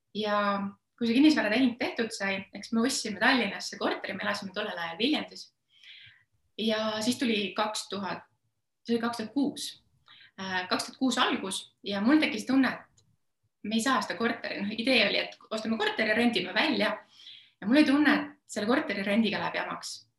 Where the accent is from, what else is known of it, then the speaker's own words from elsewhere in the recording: Estonia; üles kasvanud ma olen üsna tavalises Eesti peres